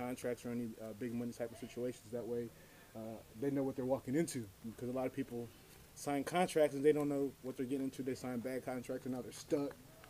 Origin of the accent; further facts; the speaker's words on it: New York, United States; moved away; I'm originally from New York.